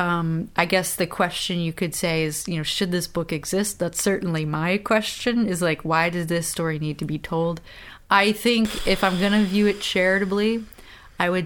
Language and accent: English; the North, United States; we're from the North